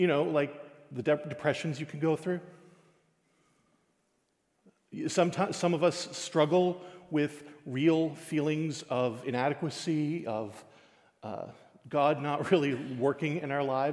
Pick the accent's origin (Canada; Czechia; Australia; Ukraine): Canada; Newfoundland and Labrador; as a Newfoundlander